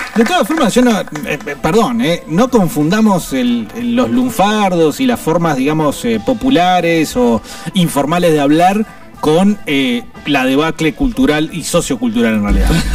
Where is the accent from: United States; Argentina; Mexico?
Argentina; somos muy buenos para hacer mierda todo, para romper todo, el argentino